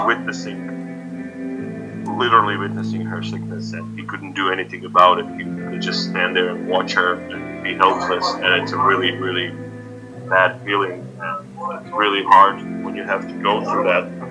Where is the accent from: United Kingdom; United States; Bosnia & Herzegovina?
Bosnia & Herzegovina; Banja Luka, Republika Srpska; I played in my hometown in Banja Luka in Bosnia